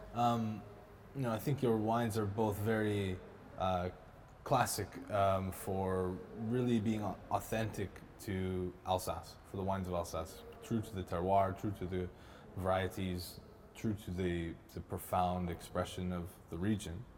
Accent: Canada; I'm Canadian

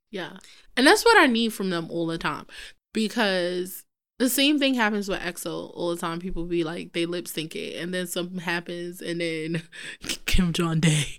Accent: New York City, New York, United States; also born or lived in Bronx, New York / Peru (heritage); I am a Brooklyn girl

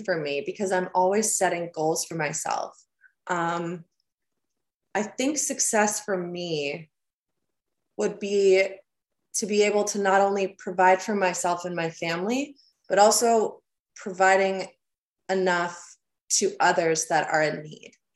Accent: Huntsville, Ontario, Canada; born or raised there; moved away as an adult; now in Nashville, United States

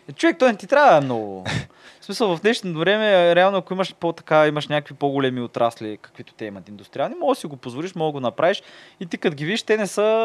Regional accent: Tsarevo, Burgas Province, Bulgaria; от кой град си, аз винаги как, нали, ми Царево

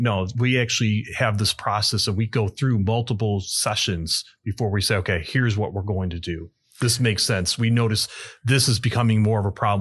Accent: Aurora, Illinois, United States; I was born in Aurora, been here my entire life

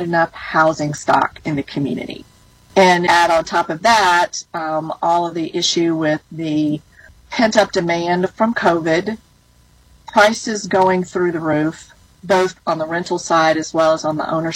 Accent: Alabama, United States; I grew up in Alabama, in the country, and we got our electricity from a rural electric cooperative.

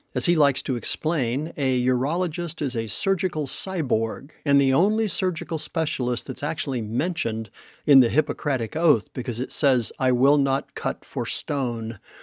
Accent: Texas, United States; We're both originally from Texas

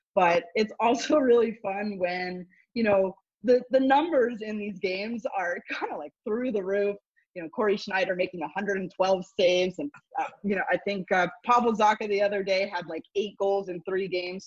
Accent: Montreal, Quebec, Canada; I made it home because I'm from Montreal

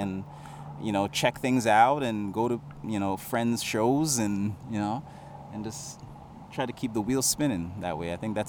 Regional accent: Toronto, Ontario, Canada; So I grew up in like Oakwood Vaughan area.

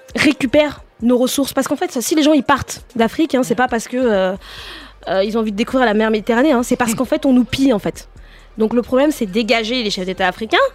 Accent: France; je suis née en France

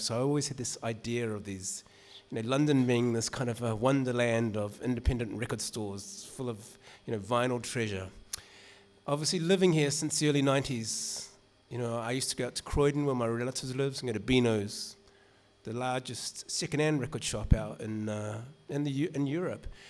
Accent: New Zealand; moved away; my accent gives it away. I grew up in New Zealand

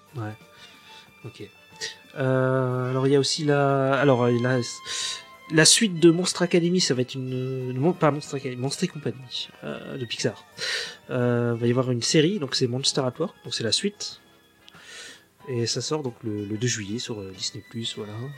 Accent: France; chez nous en France

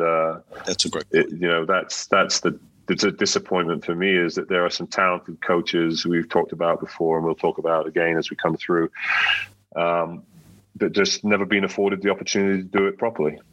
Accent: United Kingdom; moved away as an adult; also born or lived in Spain; As a British coach

